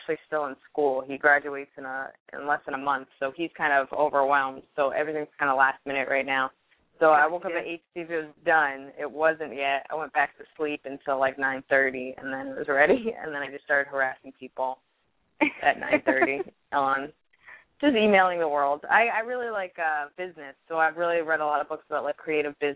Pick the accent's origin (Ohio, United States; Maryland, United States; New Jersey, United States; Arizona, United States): New Jersey, United States; outside Princeton, central; now in New York, United States; I grew up in Jersey, like central Jersey, like right outside of Princeton.